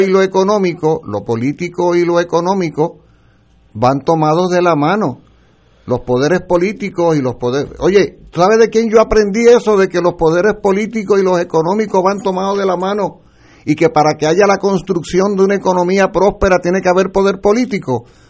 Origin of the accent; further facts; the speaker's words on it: Puerto Rico; nosotros somos ciudadanos estadounidenses, pero nosotros no somos nacionales estadounidenses